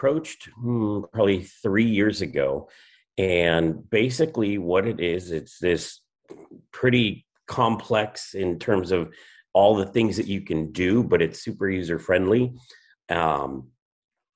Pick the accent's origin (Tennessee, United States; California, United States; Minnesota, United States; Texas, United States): California, United States; La Verne; also born or lived in Rancho Cucamonga / Upland; I grew up in Laverne, and so kind of on the edge of San Gabriel Valley, and pretty much lived kind of right along the foothills all my life